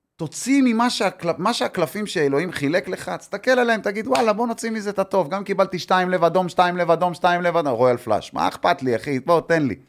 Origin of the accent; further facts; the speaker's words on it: Tel Aviv, Tel Aviv District, Israel; שאני אמנם נולדתי פה, להבדיל מכל החבר'ה האלה, אני נולדתי בתל אביב